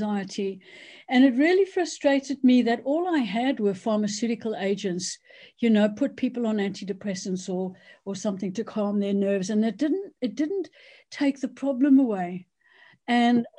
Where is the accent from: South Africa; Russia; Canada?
South Africa; moved away as an adult; now in United Kingdom; I basically am South African. So I was born in South Africa, went to medical school there